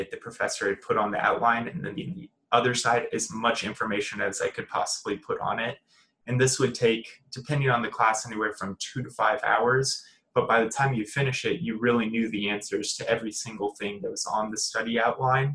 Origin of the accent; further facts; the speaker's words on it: The Woodlands, Texas, United States; moved away as an adult; now in Waco, United States; I'm originally from the Woodlands, Texas